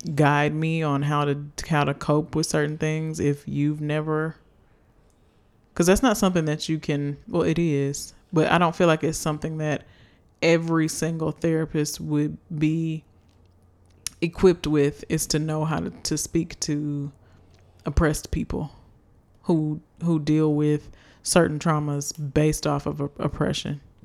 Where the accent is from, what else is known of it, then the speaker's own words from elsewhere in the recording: United States; a little black girl growing up in America